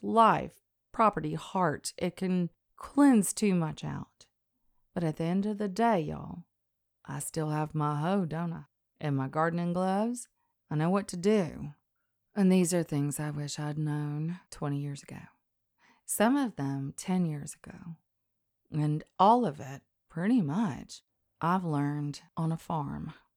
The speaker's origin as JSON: {"language": "English", "region": "the South", "country": "United States", "tie": "born or raised there", "said": "I was raised in the South"}